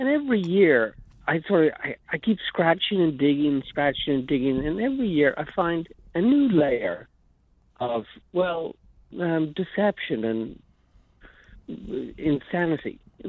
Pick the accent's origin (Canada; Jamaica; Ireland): Ireland; moved away as an adult; now in United States; I am Irish. I was Irish. I was an immigrant. I'm now an American because of marriage